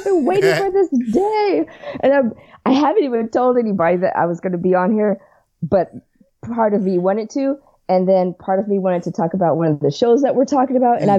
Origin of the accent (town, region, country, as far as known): Los Angeles, California, United States; born or raised there